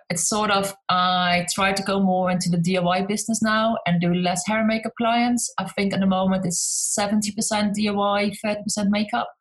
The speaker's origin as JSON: {"language": "English", "country": "Netherlands", "also_born_or_lived": "South East England", "moved": "as an adult", "lives_now": "United Kingdom", "said": "I'm Dutch, but so I'm from the Netherlands, but I live in the UK in, eh, on the southeast coast in a little town on the beach"}